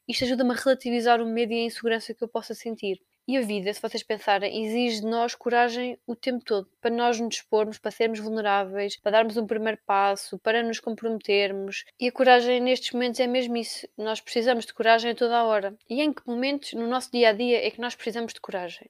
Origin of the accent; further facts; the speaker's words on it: Torres Vedras, Lisbon, Portugal; eu sou da cidade do Carnaval, de Torres Vedras